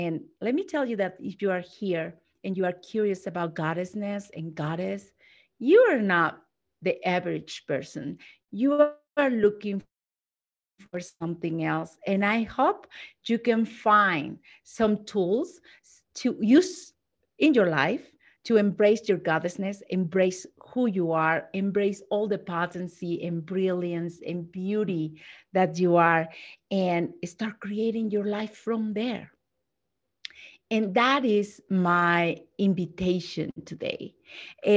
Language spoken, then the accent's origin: English; Mexico; I'm not just Latina, I'm from Mexico.